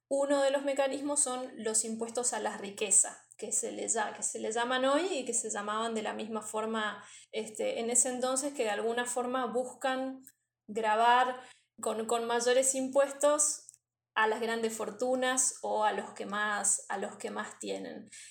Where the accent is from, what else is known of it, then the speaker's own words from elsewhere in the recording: Argentina; also born or lived in Misiones; soy argentina